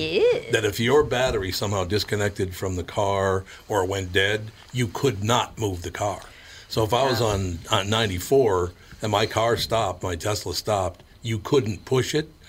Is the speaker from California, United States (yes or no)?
no; Long Prairie, Minnesota, United States; I was born in Long Prairie, Minnesota.